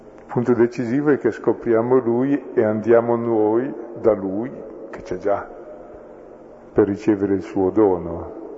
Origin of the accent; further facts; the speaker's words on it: Brescia, Lombardy, Italy; io sono di Brescia